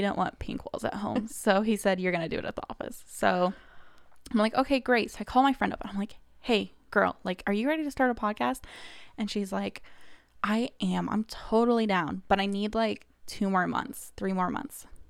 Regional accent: Kansas City, Missouri, United States; moved away as an adult; now in Indiana, United States; I'm originally from Kansas City, Missouri

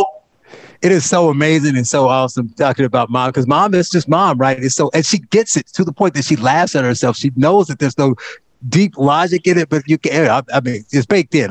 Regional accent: Gary, Indiana, United States; I grew up in Gary, Indiana

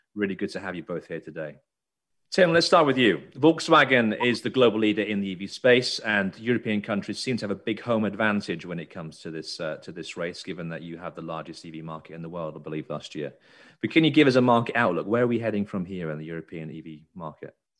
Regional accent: United Kingdom; now in United States; I live in America but I'm British

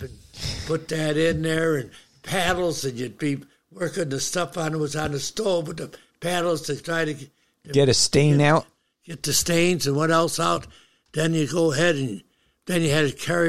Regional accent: Syracuse, New York, United States; I was born up in Syracuse

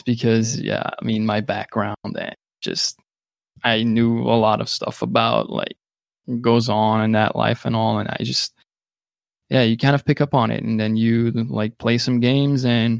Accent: Flanders, Belgium; first language Dutch; English is a second language; Belgium, I speak Dutch because I'm from the Dutch part of Belgium.

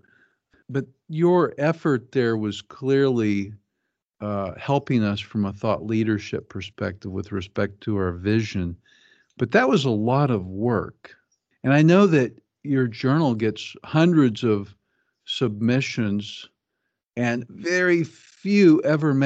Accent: Kansas City, Missouri, United States; I grew up in Kansas City, Missouri

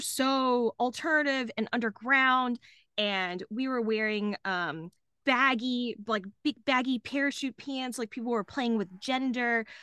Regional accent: Dallas, Texas, United States; now in Austin, United States; I grew up in Dallas, Texas

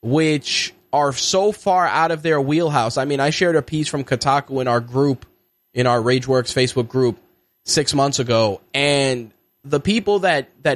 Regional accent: New York, United States; as a New Yorker

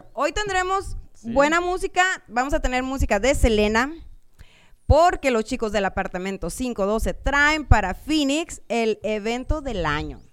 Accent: Puerto Peñasco, Sonora, Mexico; somos de Peñasco las dos

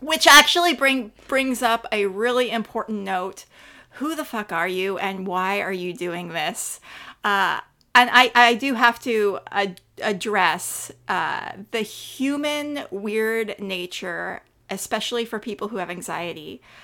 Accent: Northern California, United States; also born or lived in Clayton, California; I grew up in Northern California

